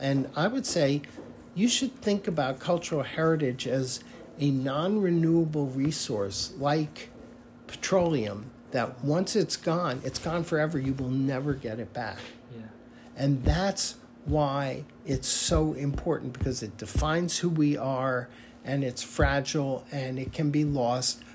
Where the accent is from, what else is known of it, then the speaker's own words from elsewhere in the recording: United States; it defines who I am as an American